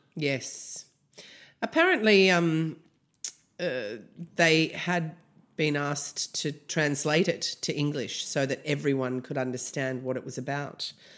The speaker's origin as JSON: {"language": "English", "town": "Canberra", "region": "Australian Capital Territory", "country": "Australia", "said": "I'm from Canberra."}